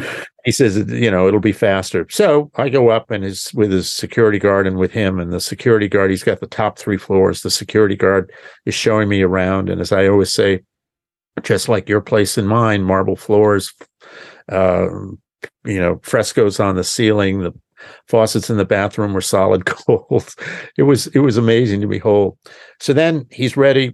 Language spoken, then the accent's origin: English; Pennsylvania, United States; my home state of Pennsylvania